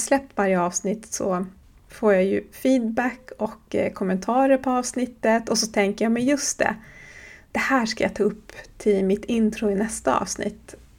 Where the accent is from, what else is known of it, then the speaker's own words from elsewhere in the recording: Horsbotten, Jämtland, Sweden; jag kommer från Horsbotten i Jämtlands län på den svenska sidan av Sápmi